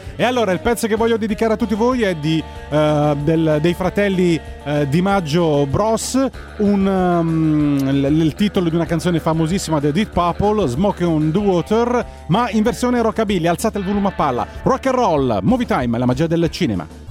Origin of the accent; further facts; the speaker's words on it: Scilla, Calabria, Italy; moved away; sono nato a Scilla, ho sempre vissuto in un paese di pescatori nel vero senso della parola